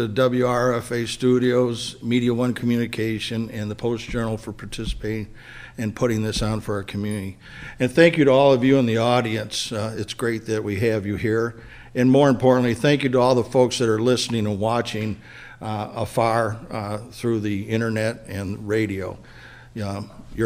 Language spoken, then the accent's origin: English; Jamestown, New York, United States; also born or lived in North Harmony, New York; I was born in Jamestown and lived on the north side for a number of years